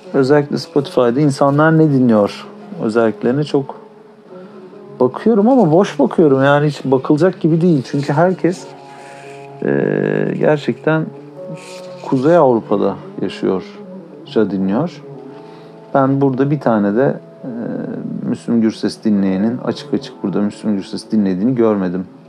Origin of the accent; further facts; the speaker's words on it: Turkey; çünkü Türküz